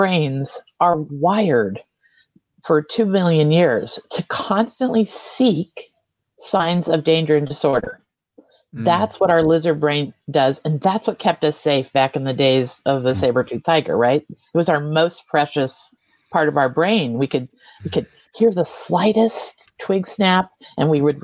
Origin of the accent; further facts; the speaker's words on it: United States; also born or lived in Vermont, United States; we Americans